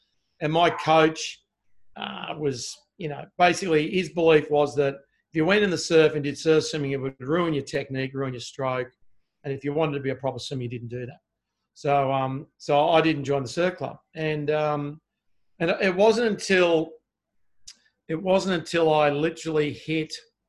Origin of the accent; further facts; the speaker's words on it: Sydney, New South Wales, Australia; also born or lived in Melbourne, Victoria; started school on the northern beaches of Sydney